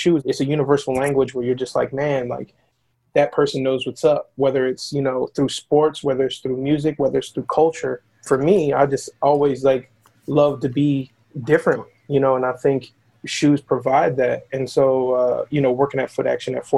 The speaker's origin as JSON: {"language": "English", "town": "Philadelphia", "region": "Pennsylvania", "country": "United States", "also_born_or_lived": "Atlanta / Portland", "moved": "yes", "said": "I'm from Philly"}